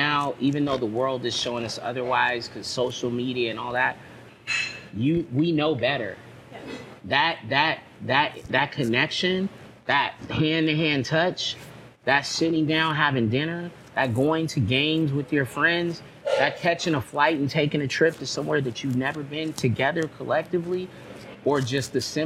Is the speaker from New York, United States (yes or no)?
no; Long Beach, California, United States; also born or lived in Encino; I'm from Long Beach, born and raised